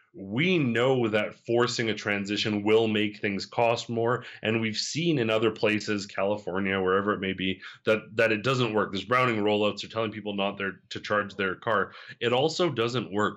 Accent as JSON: {"language": "English", "town": "Calgary", "region": "Alberta", "country": "Canada", "tie": "born or raised there", "said": "Calgary, Alberta, Canada, in fact, but particularly my hometown"}